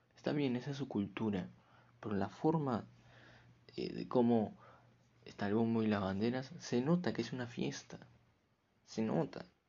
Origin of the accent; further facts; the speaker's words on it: Peru; acá en mi país, Perú